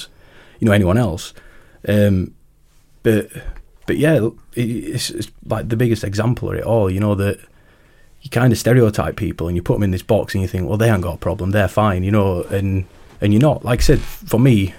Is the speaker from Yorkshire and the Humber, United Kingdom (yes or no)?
yes; Rotherham, Yorkshire and the Humber, United Kingdom; from Rotherham